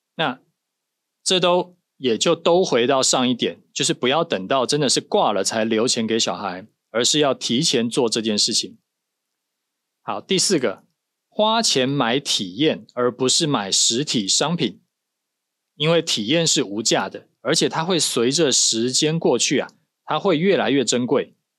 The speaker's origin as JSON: {"language": "Chinese", "country": "Taiwan", "said": "我们是台湾人"}